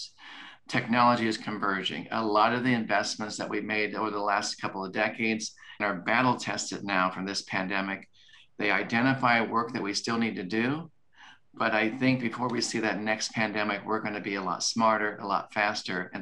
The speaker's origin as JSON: {"language": "English", "region": "Kansas", "country": "United States", "moved": "yes", "said": "I'm from Kansas and I love my family in Kansas"}